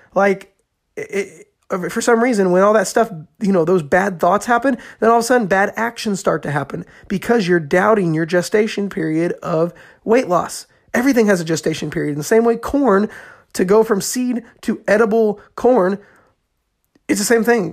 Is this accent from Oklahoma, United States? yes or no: no; Indiana, United States; I'm from Indiana and, uh, there's corn fields everywhere